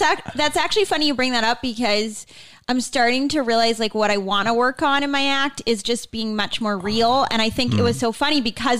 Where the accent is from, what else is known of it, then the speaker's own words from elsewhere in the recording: Boston, Massachusetts, United States; Boston, Mass.